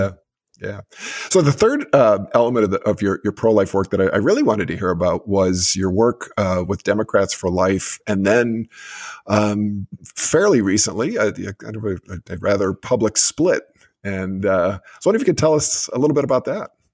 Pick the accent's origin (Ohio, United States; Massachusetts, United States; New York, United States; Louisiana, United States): Massachusetts, United States; Massachusetts, too, my home state